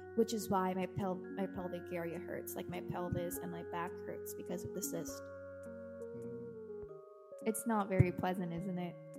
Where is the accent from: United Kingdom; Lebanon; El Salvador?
El Salvador; I am from El Salvador